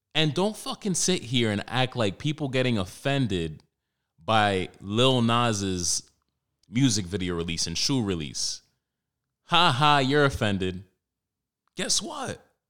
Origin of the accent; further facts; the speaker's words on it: New York City, New York, United States; growing up in Washington Heights, Harlem, more so Washington Heights